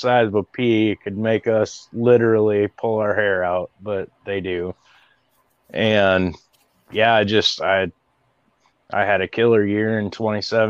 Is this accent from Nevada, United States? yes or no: no; Iowa, United States; I'm a Midwest boy, born and raised in Iowa